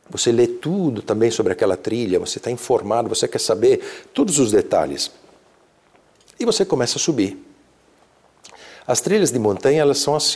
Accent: Alps, Italy; Portuguese is a second language; eu venho de uma região da Itália próximas às montanhas, próximas aos, aos Alpes, gosto muito de, de caminhar nas montanhas.

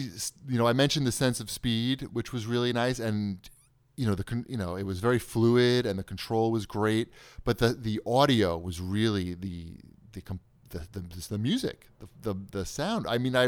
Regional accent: Long Island, New York, United States; I don't know if that's because I'm from Long Island.

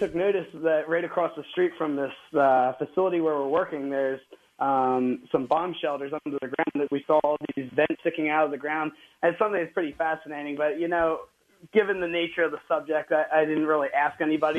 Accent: Philadelphia, Pennsylvania, United States; moved away as an adult; now in Cincinnati, United States; I grew up in the Philadelphia area, and then I moved to Cincinnati for a job.

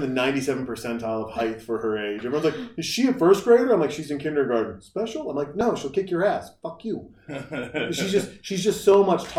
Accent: Montana, United States; now in Texas, United States; I'm from Montana.

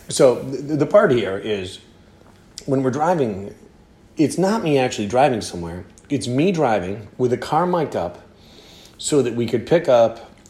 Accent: Philadelphia, Pennsylvania, United States; We're from Philadelphia.

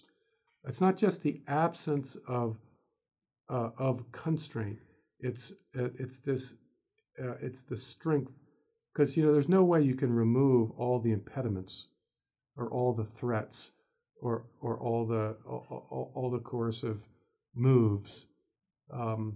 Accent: United States; I'm an American

